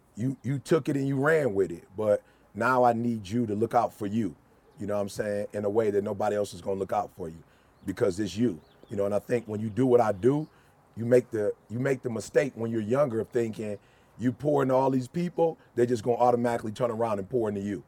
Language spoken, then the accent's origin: English; United States; also born or lived in Chicago, Illinois / Detroit, Michigan; I'm from Chicago and Detroit